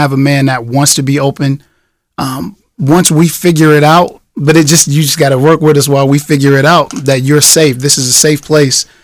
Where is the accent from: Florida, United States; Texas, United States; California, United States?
California, United States; Los Angeles; I'm from Los Angeles, California, and I grew up